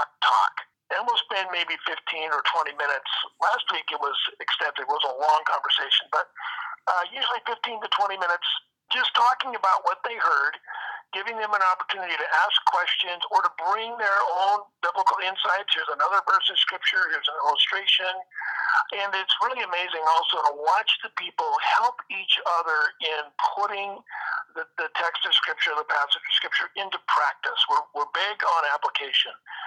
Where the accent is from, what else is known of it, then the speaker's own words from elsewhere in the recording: Seattle, Washington, United States; also born or lived in Fairbanks, Alaska / California; I was born in Fairbanks, Alaska. We moved to Seattle here so that my mother could do the Romper Room television show out of Tacoma, Washington. She did it in Fairbanks for a little while, so she was on television for quite a while here. Grew up here in the Seattle area, Pacific Northwest